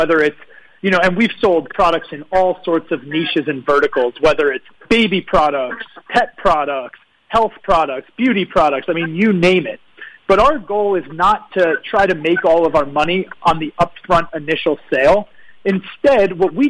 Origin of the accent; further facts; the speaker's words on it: New York, United States; moved away as an adult; also born or lived in Virgin Islands; now in Puerto Rico; I'm from New York. I was born in New York